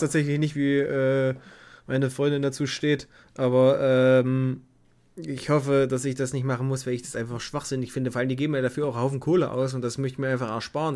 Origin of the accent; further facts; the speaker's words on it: Bad Bibra area, Saxony-Anhalt, Germany; an meiner Schule in Bad Bibra